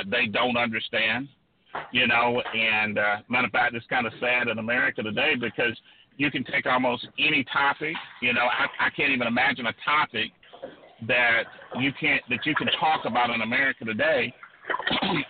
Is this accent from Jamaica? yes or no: no; South Georgia, United States; I grew up poor in South Georgia, a rural agricultural community in South Georgia